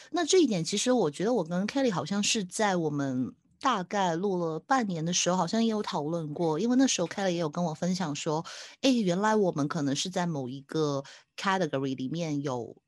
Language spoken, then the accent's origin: Chinese; Hong Kong; 我是香港的